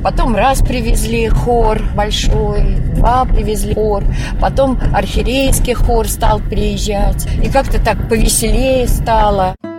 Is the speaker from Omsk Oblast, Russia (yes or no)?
no; Moscow, Russia; Я сама из Москвы